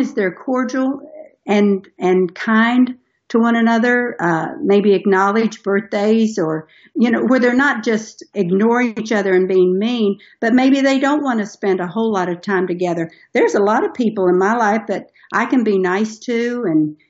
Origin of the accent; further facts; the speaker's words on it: Tennessee, United States; We're from Tennessee, so we have guns in our house